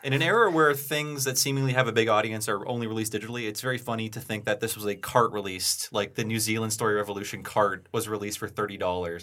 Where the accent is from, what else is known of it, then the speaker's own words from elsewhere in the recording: Ohio, United States; moved away; my hometown in Ohio